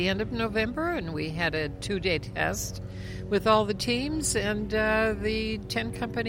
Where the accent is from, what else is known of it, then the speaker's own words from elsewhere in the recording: Carlton, Minnesota, United States; a group of chefs that come from my hometown in Minnesota, Carlton, Minnesota.